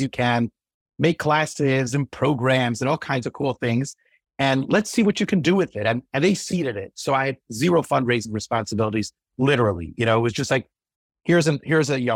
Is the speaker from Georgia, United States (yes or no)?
no; Cleveland, Ohio, United States; I grew up in Cleveland